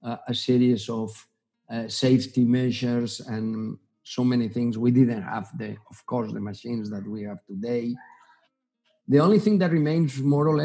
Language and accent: English; Gandia, Valencian Community, Spain; also born or lived in Germany / United States; I was born in Gandia, which is a small town 70 kilometers from Valencia. And I did all my studies in Valencia